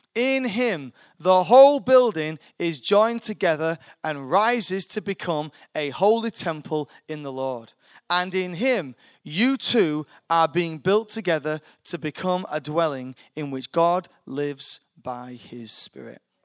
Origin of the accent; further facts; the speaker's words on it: United Kingdom; I'm a British citizen. I'm born here, so I have a British passport